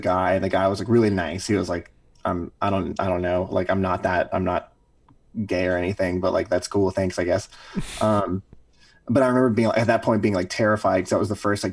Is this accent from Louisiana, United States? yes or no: yes; Louisiana, United States; moved away as an adult; growing up in Louisiana